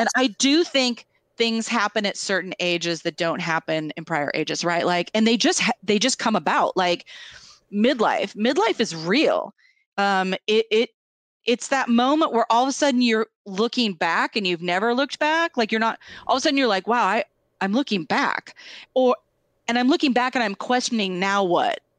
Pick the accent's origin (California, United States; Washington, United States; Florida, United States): Washington, United States; Tri-Cities; moved away; also born or lived in Seattle; I grew up in the Tri Cities, I went to keggers